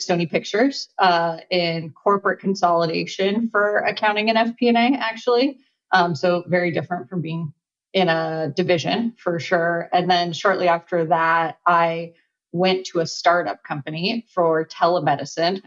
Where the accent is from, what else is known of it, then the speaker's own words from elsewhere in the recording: Los Angeles, California, United States; I'm born and raised in Los Angeles